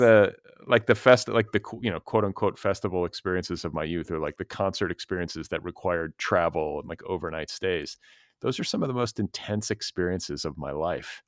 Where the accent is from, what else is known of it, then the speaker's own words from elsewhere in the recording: Midwest, United States; also born or lived in Wisconsin; I'm from the Midwest